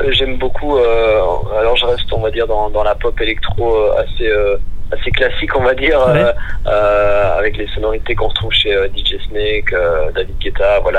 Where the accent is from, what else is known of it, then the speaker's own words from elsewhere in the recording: Belgium; même si moi je suis belge, le nom est français